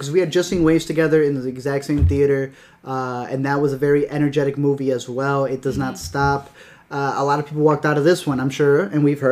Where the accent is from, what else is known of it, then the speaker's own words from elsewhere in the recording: Chicago, Illinois, United States; I'm from Chicago